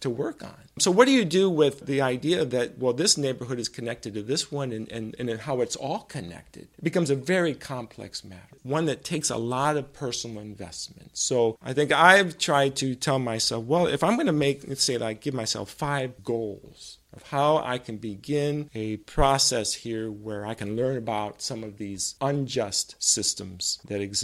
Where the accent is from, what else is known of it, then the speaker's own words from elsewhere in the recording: Rancho Cordova, California, United States; In my formative years, I lived in Rancho Cordova, California.